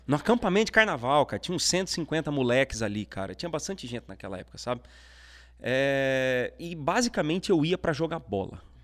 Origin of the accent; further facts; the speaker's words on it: Cuiabá, Mato Grosso, Brazil; lá em Cuiabá, no Mato Grosso, é onde eu nasci. É, então eu tive minha infância toda na, na igreja